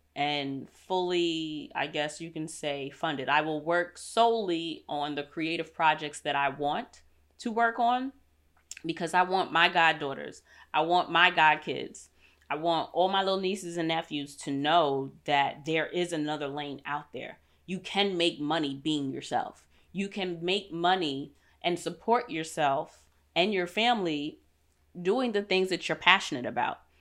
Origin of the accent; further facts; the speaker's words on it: New York, United States; moved away as an adult; I'm a city girl. I'm from New York.